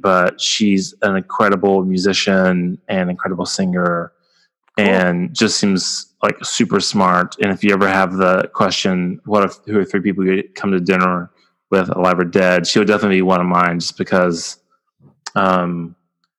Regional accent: rural West Texas, United States; being from rural West Texas

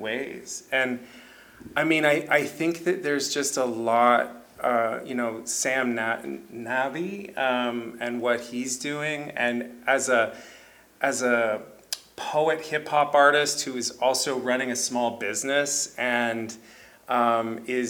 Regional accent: Kitchener, Ontario, Canada; I grew up here. I'm from Kitchener

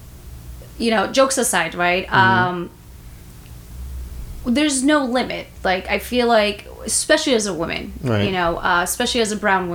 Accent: Bangladesh; I'm from Bangladesh

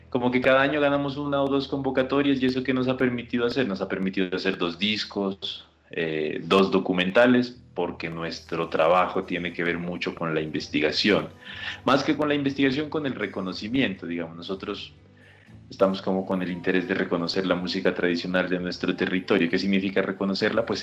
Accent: Pasto, Nariño, Colombia; Nosotros estamos en el departamento de Nariño, al sur, cuya capital es el municipio de Pasto, que es la maravillosa ciudad donde me encuentro ahorita.

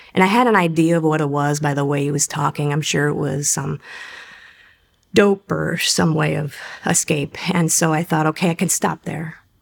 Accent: Cleveland, Ohio, United States; I grew up in Cleveland, Ohio

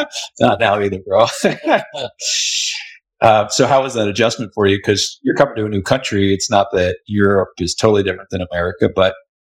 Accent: Philadelphia, Pennsylvania, United States; moved away; I was in high school in Philly at the time, Philly area

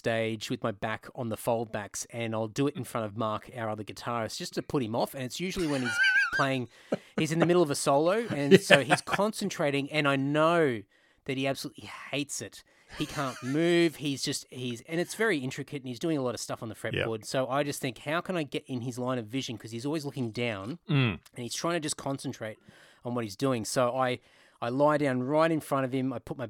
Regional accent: Queensland, Australia; Well, so I was living in Brisbane, so I grew up in Queensland.

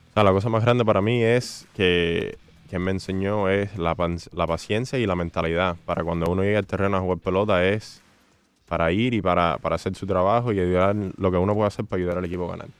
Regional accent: Hialeah, Florida, United States; así en Hialeah como niño y ah, siempre jugaba pelota aquí abajo

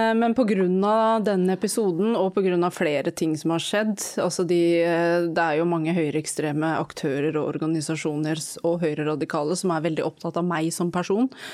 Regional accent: Norway; Jeg har jo pakistansk bakgrunn, jeg er født og oppvokst i Norge

